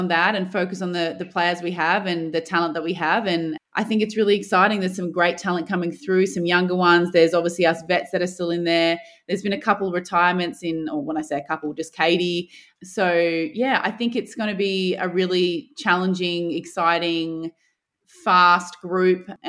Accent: Adelaide, South Australia, Australia; I grew up in Adelaide

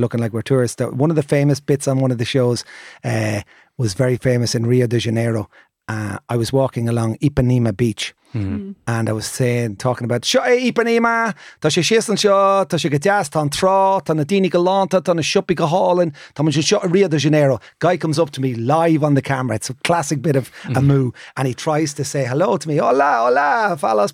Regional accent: Ireland; no soy gringo, soy irlandés.

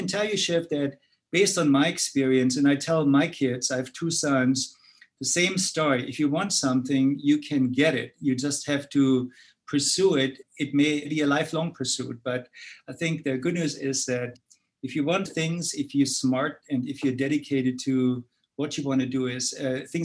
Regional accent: Germany; moved away as an adult; From my accent, you see that I was actually born in Europe, particularly in Germany. So I spent my early three decades actually in Germany

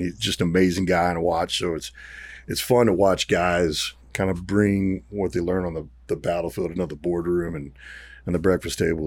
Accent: Garland, Texas, United States; also born or lived in Arkansas; I grew up around here. I grew up in Garland, grew up in Arkansas

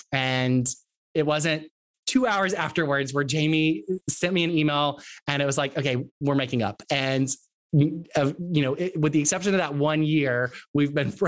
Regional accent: Texas, United States; accent: Texas; moved away; I have a Texas accent. I am from Texas. And the only time my Texas accent comes back is when I'm talking with my dad or when I'm talking really fast and I get really excited about something.

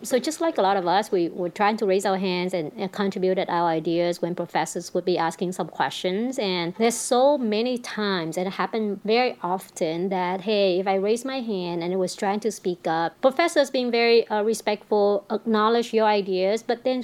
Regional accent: Vietnam; moved away as an adult; also born or lived in Denmark / Singapore; now in Bay Area, United States; I was born and raised in Vietnam, growing up all the way in Vietnam up until I finished my college

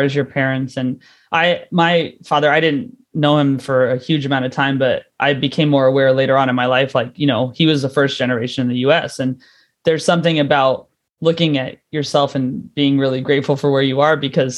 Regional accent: United States; moved away; I'm from the States

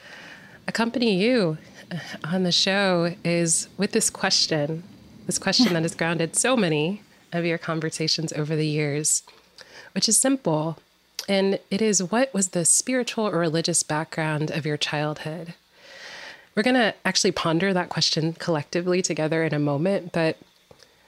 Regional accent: Nashville, Tennessee, United States; my hometown of Nashville, Tennessee

